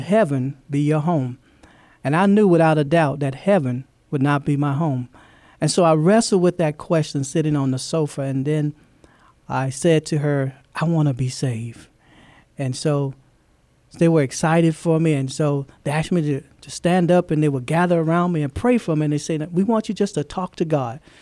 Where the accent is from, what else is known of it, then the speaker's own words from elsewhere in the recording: Louisiana, United States; moved away as an adult; also born or lived in Fort Knox, Kentucky; now in San Antonio, United States; I'm from, um, originally from Louisiana. That's, that's my home